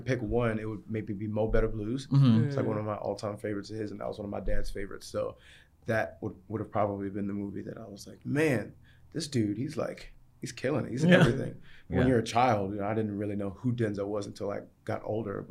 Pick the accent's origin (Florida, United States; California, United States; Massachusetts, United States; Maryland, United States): Maryland, United States; also born or lived in England; my upbringing in Maryland